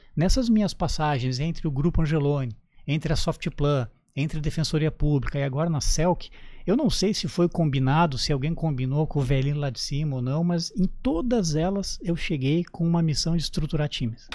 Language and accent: Portuguese; Canoas, Rio Grande do Sul, Brazil; moved away as an adult; also born or lived in Porto Alegre; now in Santa Catarina, Brazil; no Rio Grande do Sul, na minha terra natal. Eu sou natural de Canoas